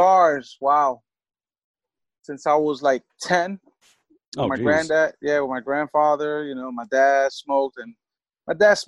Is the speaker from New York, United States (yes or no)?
yes; New York City, New York, United States; now in Philadelphia, United States; I'm from the Bronx